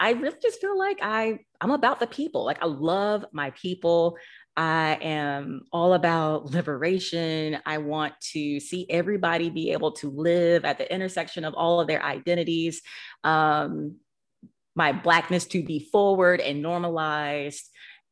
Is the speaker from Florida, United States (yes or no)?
no; Monroe, Georgia, United States; my hometown, Monroe, Georgia